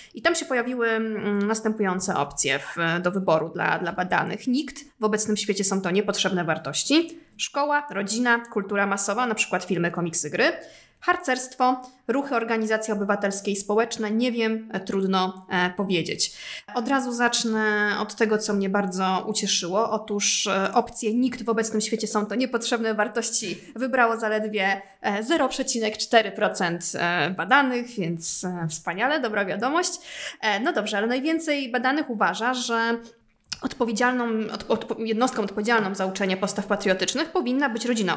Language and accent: Polish; Poland; u nas w Polsce